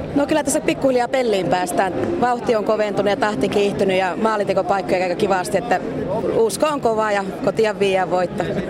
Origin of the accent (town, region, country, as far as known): Oulu, North Ostrobothnia, Finland; now in Helsinki metropolitan area, Finland